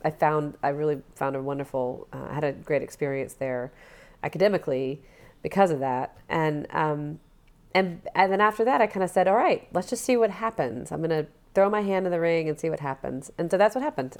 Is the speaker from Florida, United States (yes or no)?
no; Alabama, United States; moved away as an adult; I'm from Alabama